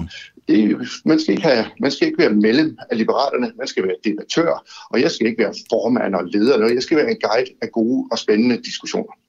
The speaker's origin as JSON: {"language": "Danish", "town": "Odense", "region": "Southern Denmark", "country": "Denmark", "said": "vi er jo odenseaner, og vi er fynbord"}